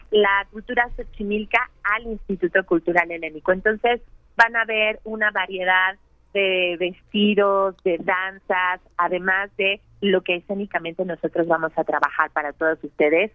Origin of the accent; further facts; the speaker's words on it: Mexico; nos conforman a todos como mexicanos